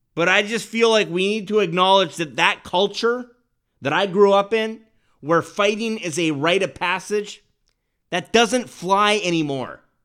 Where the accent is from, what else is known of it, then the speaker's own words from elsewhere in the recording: Winnipeg, Manitoba, Canada; moved away; growing up in Winnipeg, every recess soccer game in grade school ended in a brawl